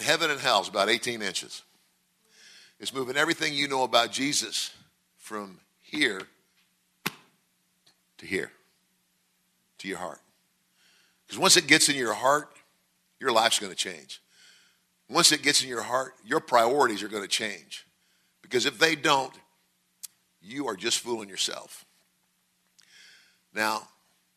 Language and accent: English; Nebraska, United States; moved away as an adult; now in Mississippi, United States; Originally, I'm from Nebraska